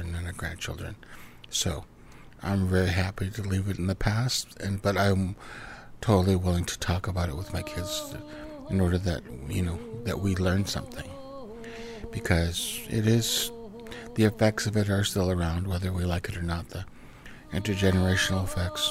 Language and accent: English; Vancouver Island, British Columbia, Canada; also born or lived in Cowichan / Los Angeles / Gulf Islands; now in Vancouver, Canada; I was raised in Nanus Bay with my parents, and then I was raised with my grandparents in Cowichan for 3 years